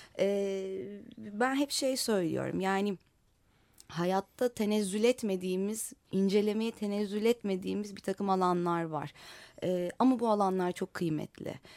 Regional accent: Istanbul, Turkey; bir Kadıköylü olarak sokaklarında dolaştığım bu yüzide ilçemizde

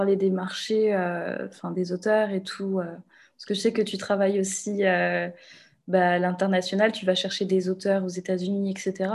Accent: Réunion; moi, je viens de La Réunion

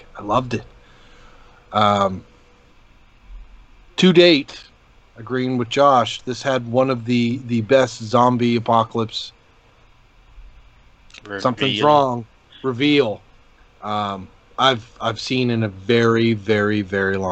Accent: Canada; I'm Canadian and I kind of got the Canadian sensibilities behind it

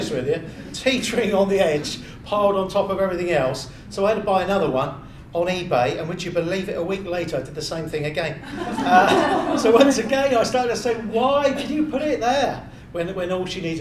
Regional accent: Bournemouth, South West England, United Kingdom; moved away; also born or lived in Littlehampton, Sussex; I'm from Bournemouth originally. I moved to Littlehampton in Sussex

